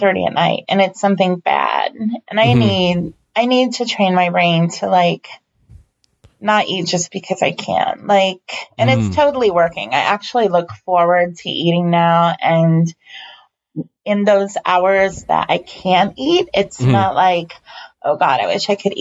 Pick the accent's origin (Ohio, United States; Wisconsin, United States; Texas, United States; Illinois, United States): Illinois, United States; Chicago; now in Downstate Illinois, United States; I am from the Chicagoland area. I live in Downstate, Illinois now